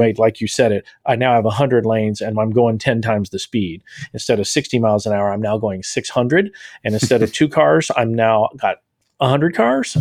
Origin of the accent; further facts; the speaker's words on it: Texas, United States; the Texan with a seven-day blackout